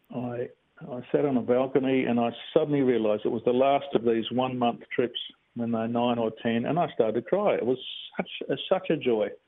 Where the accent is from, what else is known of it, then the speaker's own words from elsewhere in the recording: Bassendean, Western Australia, Australia; I'm a real um, typical Aussie kid, really. I grew up in Bassendean